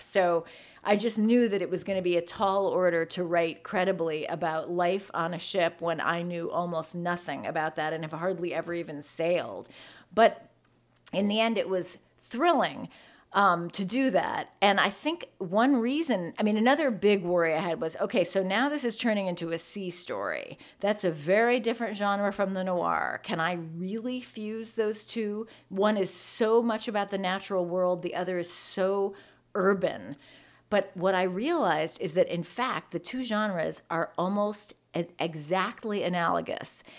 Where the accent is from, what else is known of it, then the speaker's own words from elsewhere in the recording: San Francisco, California, United States; moved away; also born or lived in New York; growing up in San Francisco